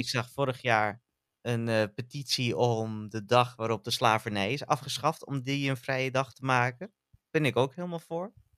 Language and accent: Dutch; North Holland, Netherlands; born or raised there